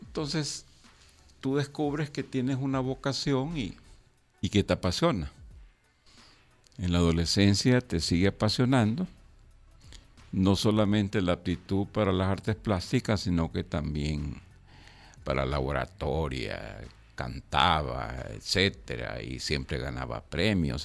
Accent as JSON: {"language": "Spanish", "country": "El Salvador", "said": "la guerra en mi país"}